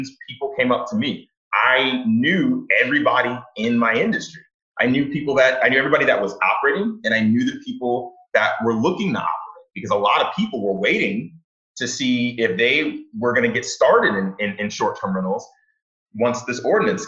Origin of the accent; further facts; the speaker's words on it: Houston, Texas, United States; moved away as an adult; now in Detroit, United States; I'm not from Detroit. I'm from Houston, Texas, and I moved to Detroit about 6 years ago